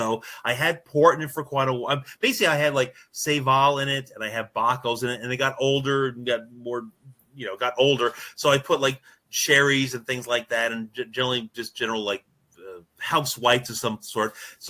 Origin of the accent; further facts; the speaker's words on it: Newburgh, New York, United States; when I grew up in Newburgh, New York